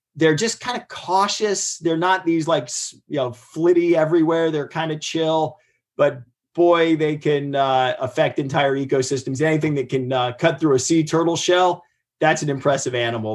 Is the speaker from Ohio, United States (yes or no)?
yes; Ohio, United States; I grew up in Ohio. We had a river catch on fire.